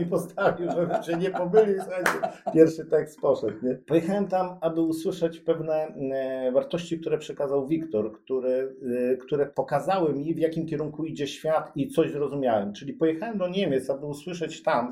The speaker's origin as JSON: {"language": "Polish", "town": "Koszalin", "region": "West Pomeranian Voivodeship", "country": "Poland", "tie": "born or raised there", "moved": "as an adult", "lives_now": "Gdańsk, Poland", "said": "jestem z Koszalina, tam się urodziłem"}